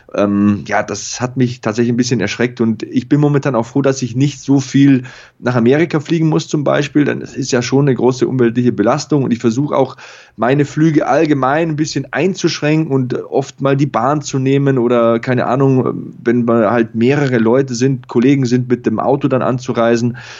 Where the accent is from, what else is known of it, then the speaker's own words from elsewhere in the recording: Lower Bavaria, Germany; moved away; meine Eltern, die haben große Grundstücke, da wo ich herkomme, in Niederbayern und in Passau